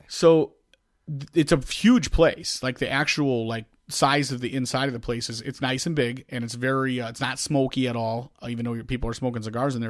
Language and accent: English; Chicago, Illinois, United States; accent: Chicago; I think I have a bigger one than you